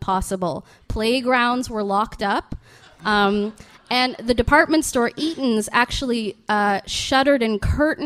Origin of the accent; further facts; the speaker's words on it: Mississauga, Ontario, Canada; also born or lived in Vancouver; I'm from Mississauga, and I think my wildest night out as a teen was at a Tim Hortons in a strip mall